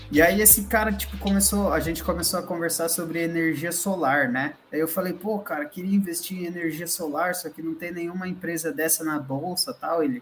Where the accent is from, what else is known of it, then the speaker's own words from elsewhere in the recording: Jundiaí, São Paulo, Brazil; Mas eu sou de Jundiaí, mano.